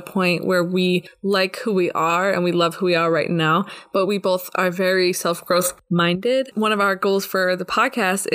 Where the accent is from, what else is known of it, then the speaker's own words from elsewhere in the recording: New Jersey, United States; moved away as an adult; also born or lived in Texas; now in Israel; I grew up in New Jersey and I lived there until I was 18 years old